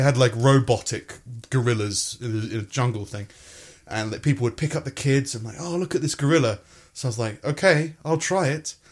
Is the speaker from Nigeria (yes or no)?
no; England, United Kingdom; also born or lived in United States; I started in year one in the U K 'cause I came from America.